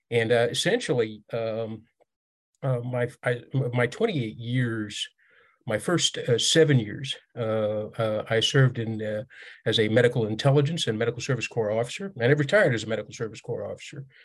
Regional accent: Riyadh, Riyadh Province, Saudi Arabia; I grew up in Riyadh, the Saudi capital, and that's where my childhood home is

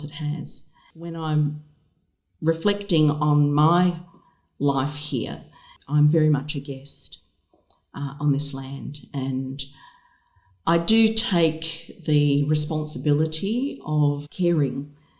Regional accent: New Zealand; now in Devonport, Australia; As an Indigenous woman myself, I am Māori from Aotearoa, New Zealand

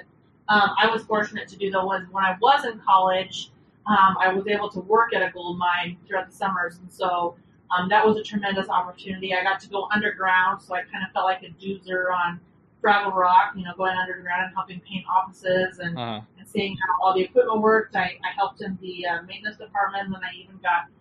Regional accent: Elko, Nevada, United States; moved away as an adult; also born or lived in Colorado Springs / Seattle / Boise; now in Dallas, United States; Was born and raised in a small town on Interstate 80 called Elko, Nevada, about halfway between Reno and Salt Lake City

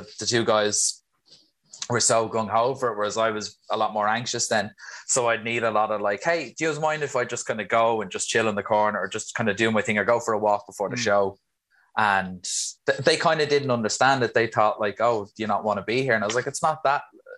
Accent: Swords, Leinster, Ireland; I'm from Swords, just right beside the airport, so North Dublin.

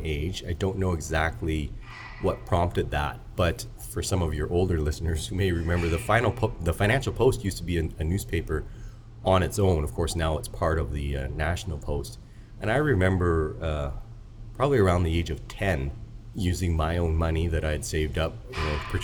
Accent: Saskatoon, Saskatchewan, Canada; So I was born in Saskatoon, Saskatchewan. My parents emigrated here from Hong Kong, but I was born in Canada, and I would say I had a fairly normal Canadian childhood

